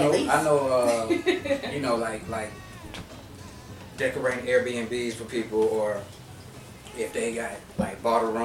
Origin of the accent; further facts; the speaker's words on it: Atlanta, Georgia, United States; I'm, I'm from Ben Hill. My family's from Ben Hill.